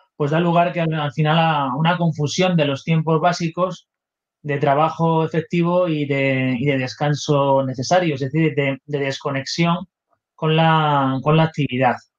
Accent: Spain; aquí en mi país

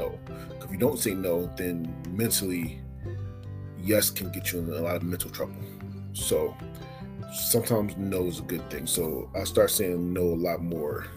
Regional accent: Philadelphia, Pennsylvania, United States; moved away; also born or lived in Oregon; I'm born and raised in Philadelphia

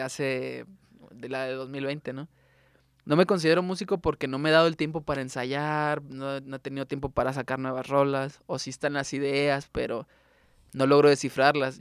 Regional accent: Tuxpan, Nayarit, Mexico; now in Tepic, Mexico; yo crecí en Tuxpan

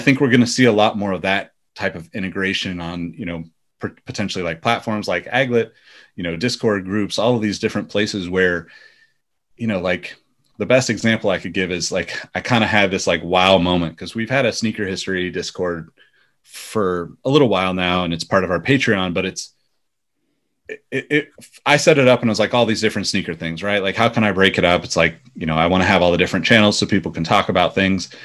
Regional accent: Sacramento, California, United States; also born or lived in Los Angeles, United States / New York, United States; I ended up moving back to Sacramento, which is my hometown

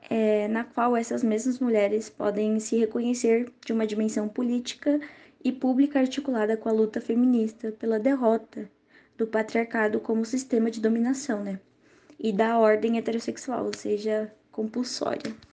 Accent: São Paulo, Brazil; e sou de São Paulo, capital.

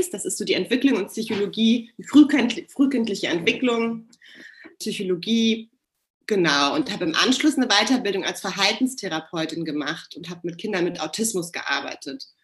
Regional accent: Hamburg, Germany; wohne in meiner Heimatstadt Hamburg

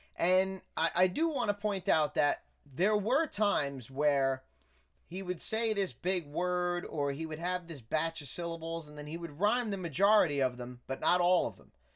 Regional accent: New York City, New York, United States; I grew up in Staten Island

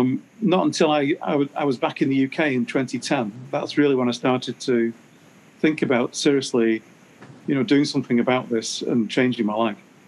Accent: Canada; now in United States; So then I'm working in the US as a Canadian with my Canadian passport

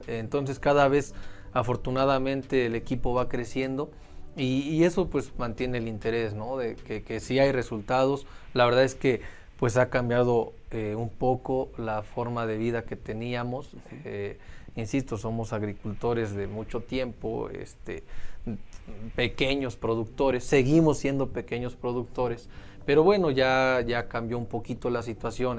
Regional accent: Mexico; somos mexicanos

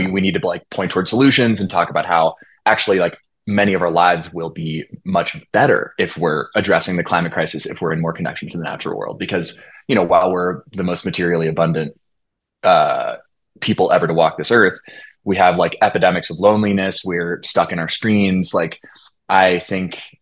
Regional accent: Olympia, Washington, United States; I grew up in Olympia, Washington

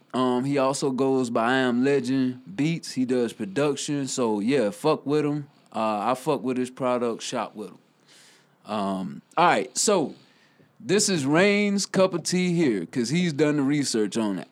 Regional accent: Newberry, South Carolina, United States; from Newberry, South Carolina, my hometown.

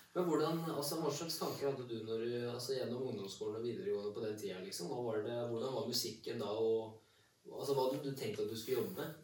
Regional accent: Kongsvinger, Innlandet, Norway; jeg er fra Kongsvinger. Ja. Jeg er bygdegutt

